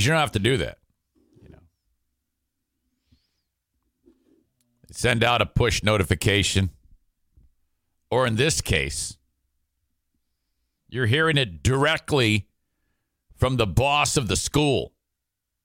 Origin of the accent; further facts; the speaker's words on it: Warren, Michigan, United States; where I grew up in Metro Detroit, there's 50 million school districts. Warren consolidated is what I have to hear. City of Warren.